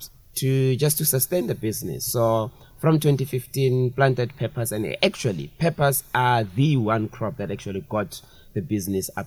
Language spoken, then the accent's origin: English; Brits, North West, South Africa; I grew up in Brits